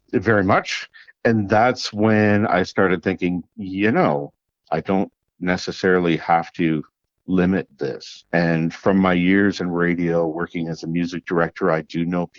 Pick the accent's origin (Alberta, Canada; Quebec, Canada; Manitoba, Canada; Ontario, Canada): Ontario, Canada; Kapuskasing; moved away; also born or lived in Sudbury; my hometown of Kapuskasing